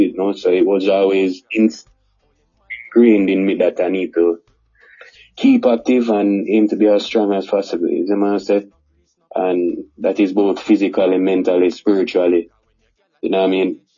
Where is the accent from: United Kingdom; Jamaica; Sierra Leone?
Jamaica; Kingston; born or raised there; also born or lived in Montego Bay, Jamaica